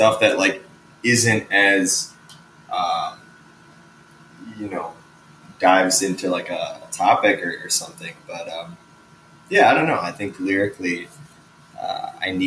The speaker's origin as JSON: {"language": "English", "area": "south suburbs of Chicago", "region": "Illinois", "country": "United States", "tie": "born or raised there", "lives_now": "Chicago, United States", "said": "I grew up like south of Chicago in the burbs"}